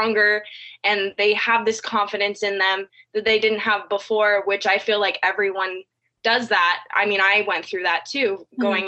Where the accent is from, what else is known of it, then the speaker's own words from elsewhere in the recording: California, United States; moved away as an adult; now in Georgia, United States; I've been born and raised in California my whole life.